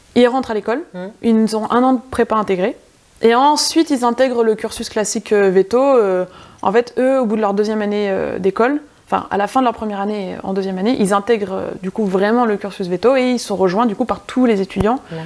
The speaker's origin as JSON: {"language": "French", "area": "Touraine, north of Indre-et-Loire, near Bourgueil", "region": "Centre-Val de Loire", "country": "France", "said": "Touraine, euh, nord de l'Indre-et-Loire. Euh, concrètement, je suis à 10 minutes au-dessus de Bourgueil"}